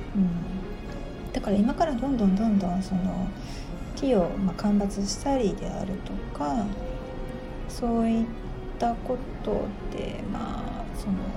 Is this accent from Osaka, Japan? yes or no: yes; Osaka, Japan; 私も大阪生まれ大阪育ちなんで